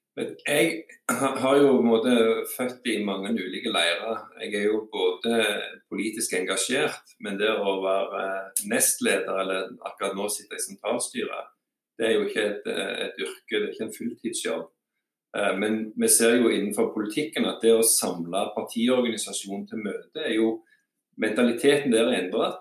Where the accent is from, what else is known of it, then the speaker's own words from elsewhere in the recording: Bryne, Rogaland, Norway; also born or lived in Birmingham, Alabama; da jeg vokste opp på Bryne, eh, på bensinstasjonen i Storgata, da kjente alle hverandre